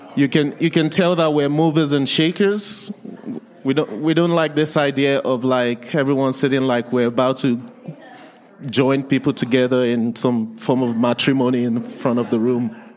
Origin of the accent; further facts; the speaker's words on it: Nigeria; English is a second language; also born or lived in England; now in Lethbridge, Canada; I was born and raised in, in Nigeria.